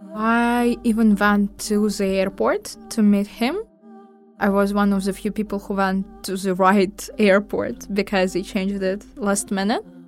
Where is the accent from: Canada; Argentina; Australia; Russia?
Russia; moved away as an adult; now in Georgia; I'm from Russia